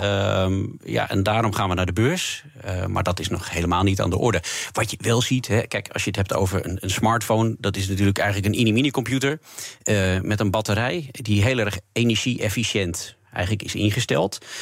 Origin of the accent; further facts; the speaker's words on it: Netherlands; als Nederlander